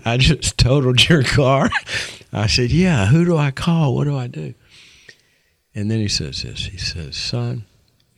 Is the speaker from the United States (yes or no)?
yes; Mississippi, United States; moved away as an adult; also born or lived in Texas; I was from Mississippi, and I'm just this little redneck kid